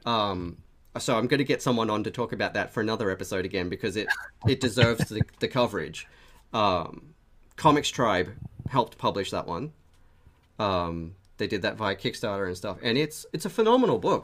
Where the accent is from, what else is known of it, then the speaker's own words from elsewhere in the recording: Australia; we're both Australian